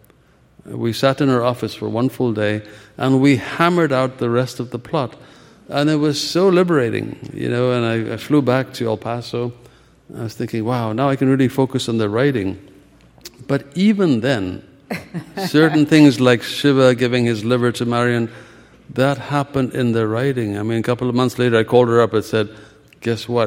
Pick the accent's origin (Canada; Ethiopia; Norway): Ethiopia; moved away as an adult; also born or lived in India; now in United States; I was born in Ethiopia and began medical school there before. I spent, you know, 3 years there, and then civil war displaced me. I came to America